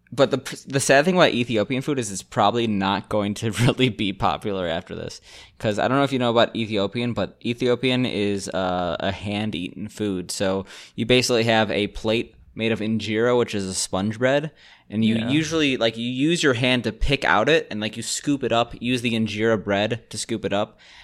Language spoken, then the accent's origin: English; Gambia; I'm from the Gambia